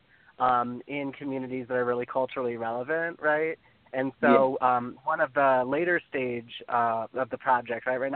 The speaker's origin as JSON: {"language": "English", "region": "the South", "country": "United States", "said": "I'm from the South"}